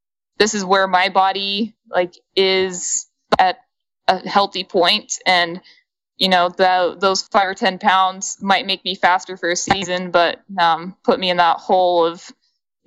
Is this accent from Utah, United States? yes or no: yes; Ogden, Utah, United States; I grew up in Ogden, Utah, which is where Weber State is.